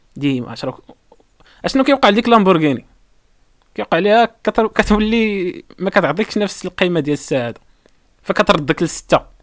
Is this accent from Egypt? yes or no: no; Morocco; حنا مغاربه مغربي